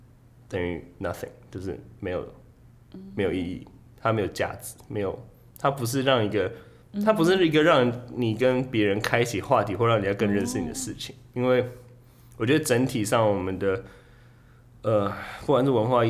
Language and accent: Chinese; Taiwan; moved away as an adult; also born or lived in New York; 我就跟他说我是台湾人